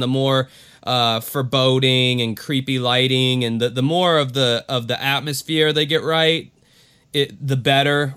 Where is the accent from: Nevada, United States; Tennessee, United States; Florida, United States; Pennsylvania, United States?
Florida, United States; my home state.